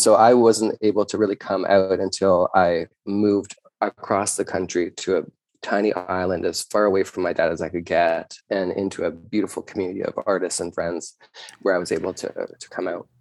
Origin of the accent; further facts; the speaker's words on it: Canada; being a Canadian